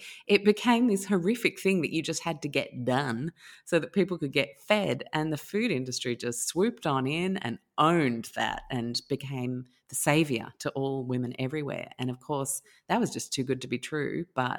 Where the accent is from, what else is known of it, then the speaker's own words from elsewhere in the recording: Sydney, New South Wales, Australia; also born or lived in London, United Kingdom / Chicago, United States; I was born in London. Then we moved to Chicago. Dad was given an expat position, and then his next expat posting was in Sydney. And when he came here, it was 1980. I was five.